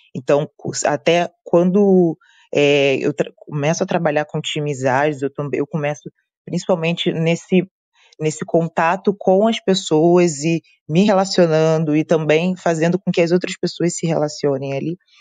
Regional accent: Rio de Janeiro, Brazil; eu sou do Rio de Janeiro

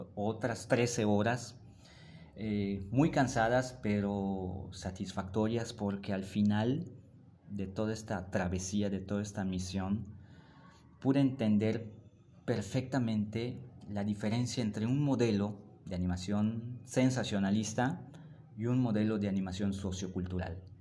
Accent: Mérida, Yucatán, Mexico; de donde yo vengo está en esta parte del sureste de México, en un lugar que se llama Yucatán y en una pequeña ciudad que se llama Mérida

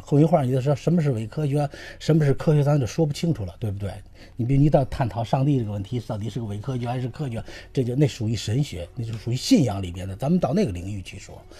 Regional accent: China; 我们中国人

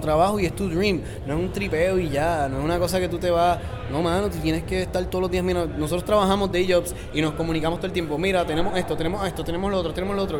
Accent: Puerto Rico; soy de Puerto Rico

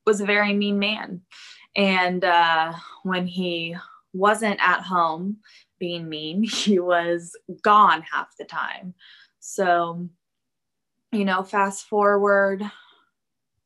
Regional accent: Plano, Texas, United States; I grew up in Plano, which is a suburb of Dallas

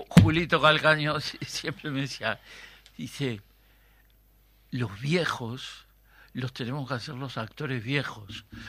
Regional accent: Treinta y Tres, Uruguay; la cuadra donde yo nací

